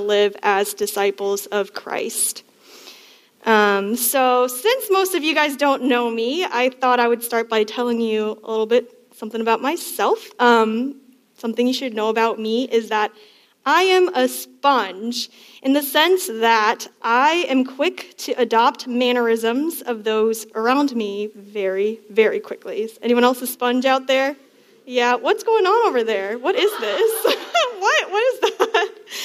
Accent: Northern Virginia, United States; I'm from Northern Virginia

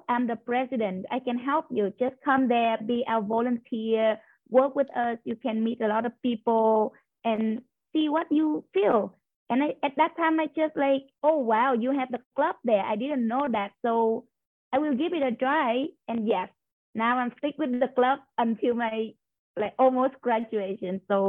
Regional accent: Ho Chi Minh City, Vietnam; moved away as an adult; now in Kamloops, Canada; I come from Ho Chi Minh City. That's the biggest city in my country. So and then when I came to Kamloops, a little bit shocked to me at first. But the more I live here, the more I feel like, oh, it's a good place to live.

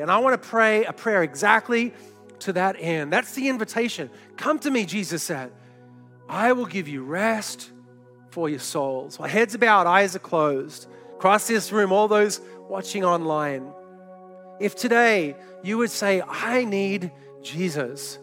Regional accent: Australia; moved away; also born or lived in New York City, United States; I grew up in Australia and had never shot a gun until I moved to New York City

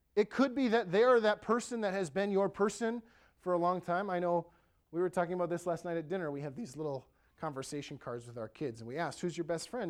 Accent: Ellsworth, United States; the town of Ellsworth, my hometown, three thousand people

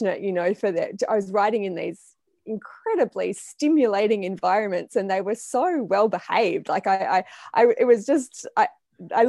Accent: Blue Mountains, New South Wales, Australia; moved away; I'm from Australia originally, and I was born in the Blue Mountains

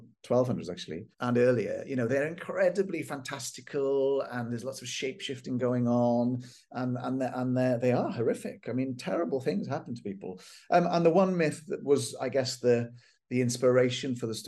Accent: Welsh, Wales, United Kingdom; I am Welsh

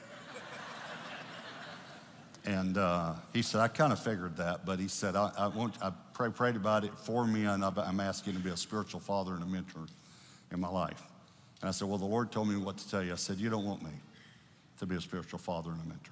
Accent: Texas, United States; I grew up in Texas. I've been here my whole life

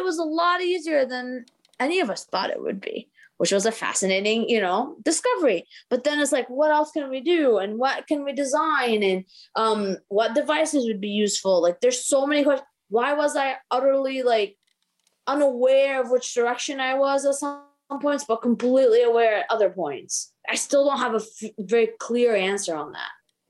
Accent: Boston, Massachusetts, United States; also born or lived in Maryland; growing up in Boston

